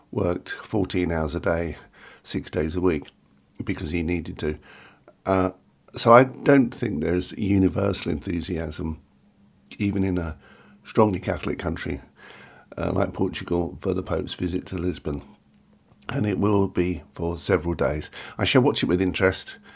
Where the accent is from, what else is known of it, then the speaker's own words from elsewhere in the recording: London, United Kingdom; We are English. We are English. We are Londoners originally.